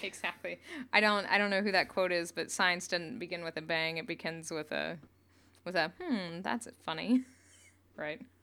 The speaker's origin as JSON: {"language": "English", "region": "Northeast Oklahoma", "country": "United States", "tie": "born or raised there", "said": "I grew up in Northeast Oklahoma"}